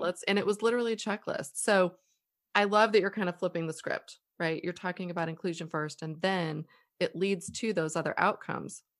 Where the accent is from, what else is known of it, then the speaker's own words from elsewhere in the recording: United States; we're American.